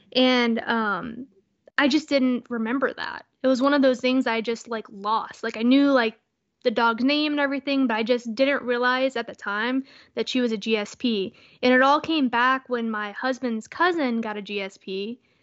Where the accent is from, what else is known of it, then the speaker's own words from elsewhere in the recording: Texas, United States; moved away; I'm originally from Texas